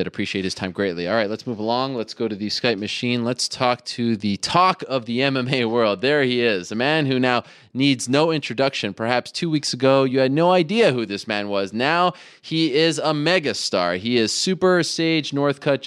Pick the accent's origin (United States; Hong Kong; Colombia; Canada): Canada; Montreal, Quebec; moved away; I'm from Montreal